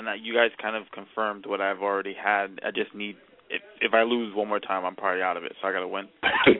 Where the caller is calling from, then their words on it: Boston, Massachusetts, United States; Okay. Boston.